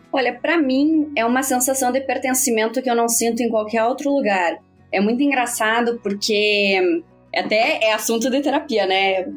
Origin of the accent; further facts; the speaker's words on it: Chapecó, Santa Catarina, Brazil; Venho de Chapecó, Santa Catarina, que não tem tradição nenhuma no metal, no rock and roll